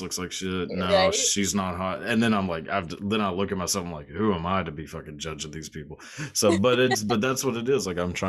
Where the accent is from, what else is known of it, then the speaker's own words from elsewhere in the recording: Texas, United States; I'm from Texas and it is definitely not the most progressive place